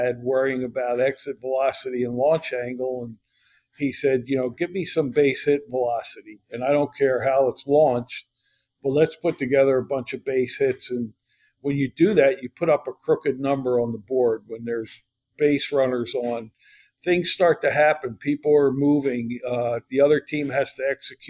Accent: Philadelphia area, Pennsylvania, United States; we grew up in the Philadelphia area

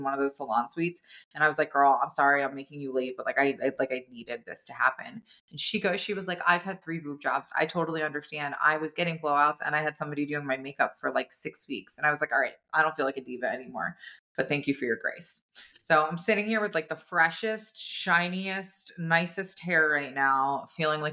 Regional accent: New Jersey, United States; we're all from New Jersey.

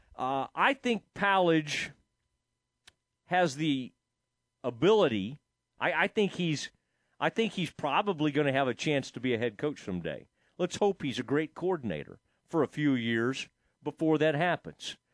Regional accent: the Metroplex, Texas, United States; I grew up in the Metroplex

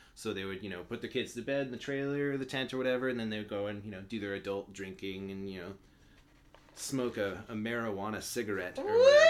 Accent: Albuquerque, New Mexico, United States; I'm from Albuquerque, New Mexico

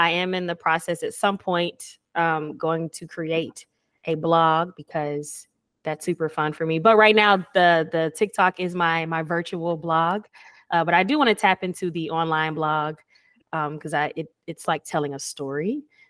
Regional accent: Atlanta, Georgia, United States; now in Houston, United States; Like I'm not from Houston. Right. I'm from Atlanta, you know?

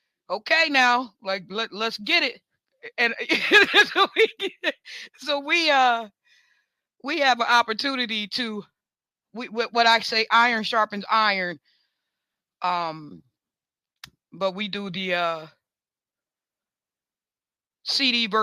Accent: New York, United States; I'm a New Yorker, man. I'm a Bills fan. You know, I'm Buffalo all day

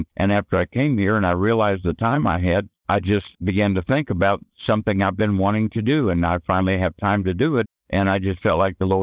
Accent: Los Angeles, California, United States; I was raised in Los Angeles

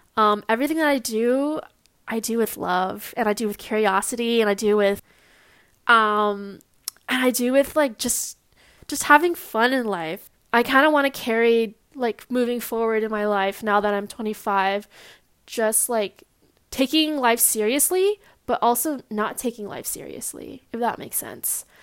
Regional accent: Long Beach, California, United States; I was born and raised in Long Beach, California.

